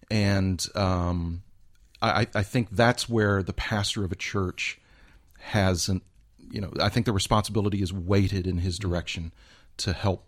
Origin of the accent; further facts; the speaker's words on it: Houston, Texas, United States; I grew up in Houston, Texas.